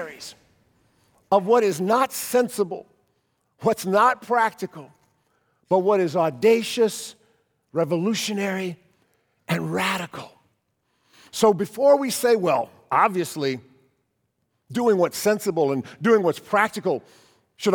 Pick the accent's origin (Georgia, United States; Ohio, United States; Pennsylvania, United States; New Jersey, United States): Ohio, United States; Cleveland; moved away; When I was a kid, in the back of our church bulletin in our church growing up in Cleveland